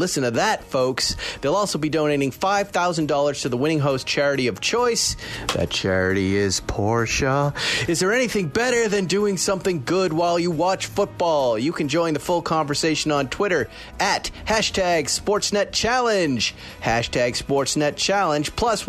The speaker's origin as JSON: {"language": "English", "region": "New England", "country": "United States", "tie": "born or raised there", "said": "Pittsburgh in my hometown zone, New England. That's where I grew up, people."}